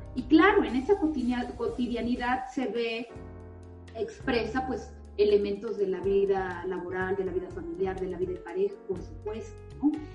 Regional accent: San Cristóbal de las Casas, Chiapas, Mexico; soy originaria de San Cristóbal

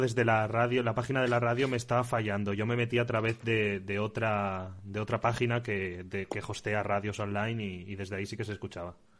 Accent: Xixona, Valencian Community, Spain; en Gijona, en mi casa

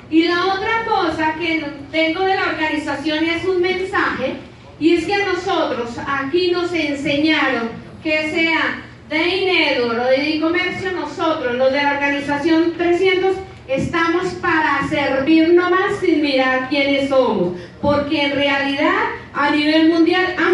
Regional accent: Bogotá, Colombia; cada vez que decimos que somos de Ciudad Bolívar todo el mundo esconde las carteras

